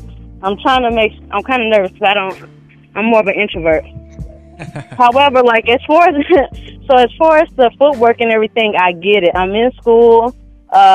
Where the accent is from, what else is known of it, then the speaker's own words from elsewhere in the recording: St. Louis, Missouri, United States; I'm from St. Louis.